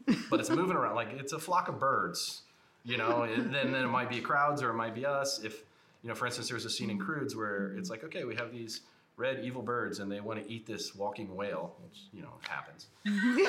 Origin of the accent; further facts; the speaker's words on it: Ohio, United States; I'm from Ohio